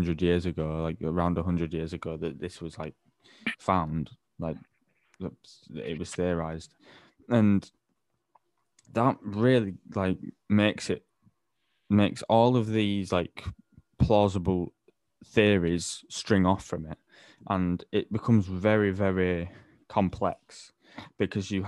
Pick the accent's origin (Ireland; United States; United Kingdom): Ireland; I'm Irish